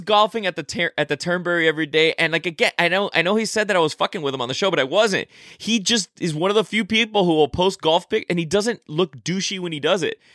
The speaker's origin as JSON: {"language": "English", "town": "Miami", "region": "Florida", "country": "United States", "tie": "born or raised there", "moved": "yes", "said": "I went back to my hometown of Miami, Florida"}